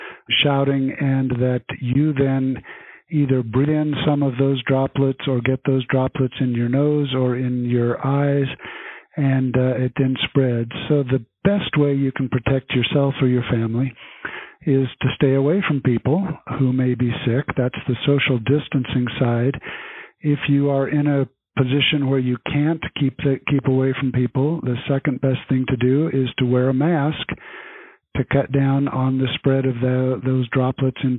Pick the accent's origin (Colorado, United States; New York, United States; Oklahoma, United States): Colorado, United States; Grand Junction; also born or lived in Africa / California / Baltimore, Maryland / Wyoming; I consider myself a Coloradan, although I was actually born in Africa. But I grew up in Grand Junction, went to school through high school in Colorado